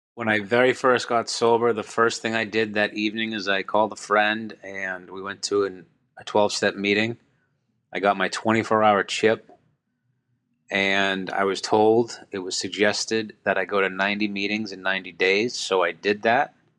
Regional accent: Boston, Massachusetts, United States; I'm from Boston, Massachusetts

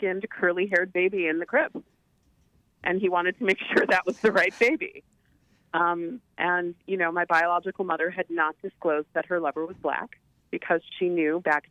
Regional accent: Chicago, Illinois, United States; in Chicago, growing up in Chicago

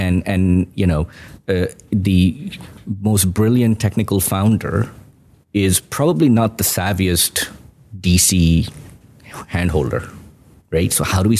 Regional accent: Pakistan; now in United States; I grew up in Pakistan.

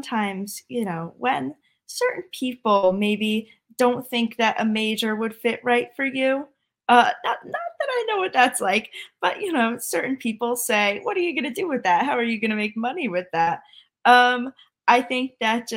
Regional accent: Connecticut, United States; I am from Connecticut

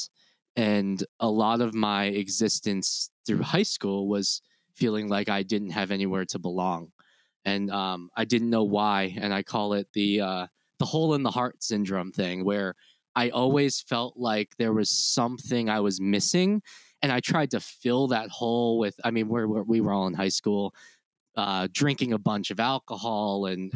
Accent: rural Pennsylvania, United States; moved away; also born or lived in Daejeon, South Korea / Nashville; I grew up in very rural, Pennsylvania

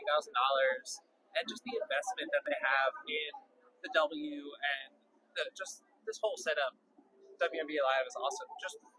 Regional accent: New York, United States; I'm born and raised in New York

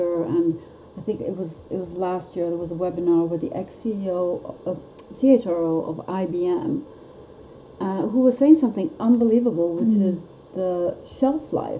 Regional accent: Italy; I come from Italy. We say arrivederci

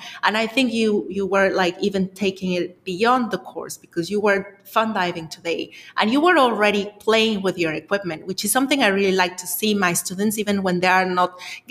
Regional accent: Mexico; You're talking to a Mexican

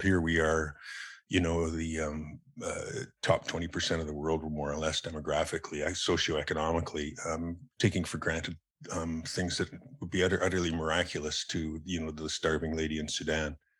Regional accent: Calgary, Alberta, Canada; also born or lived in Ontario; now in Salt Spring Island, Canada; I spent most of my, you know, um, developmental years in, in Calgary

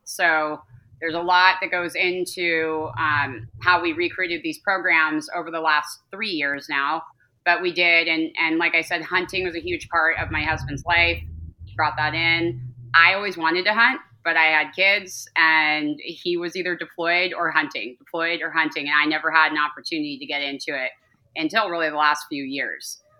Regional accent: Calabasas, California, United States; I grew up in Los Angeles, um, the outskirts of Los Angeles, in Calabasas specifically

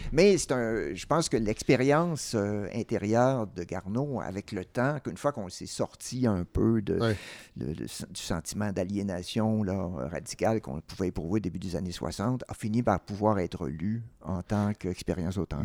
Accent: Quebec, Canada; je suis québécois, mais être québécois de naissance

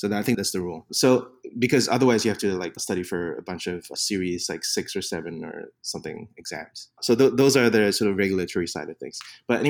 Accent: Singapore; first language English; So I'm being from Singapore, speak English as a first language. I always like to make fun of Americans who find out that I'm from Singapore and then they say, but your English is so good.

